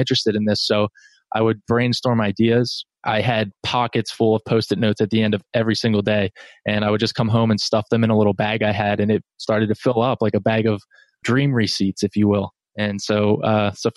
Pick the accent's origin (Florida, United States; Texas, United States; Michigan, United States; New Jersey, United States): New Jersey, United States; now in North Carolina, United States; I'm in North Carolina. I'm a Jersey guy. I grew up, born and raised in New Jersey.